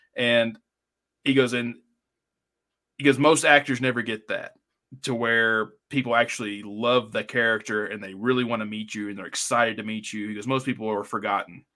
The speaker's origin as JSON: {"language": "English", "area": "small town near Neyland Stadium", "region": "Tennessee", "country": "United States", "tie": "born or raised there", "said": "we can come in from a town that was, like, nine thousand people"}